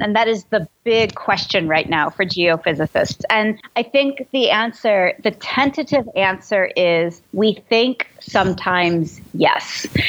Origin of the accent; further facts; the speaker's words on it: Midwest, United States; I grew up in the Midwest where, you know, in Tornado Alley